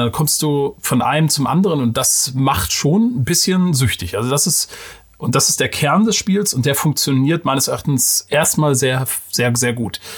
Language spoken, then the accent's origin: German; Mecklenburg-Vorpommern, Germany; Als Mecklenburger